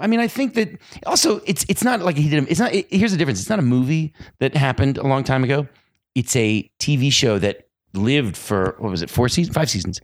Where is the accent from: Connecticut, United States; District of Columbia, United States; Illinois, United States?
Illinois, United States; Chicago; I'm from Chicago